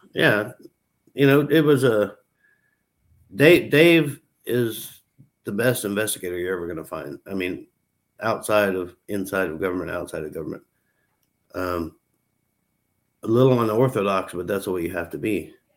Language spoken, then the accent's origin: English; United States; As an American citizen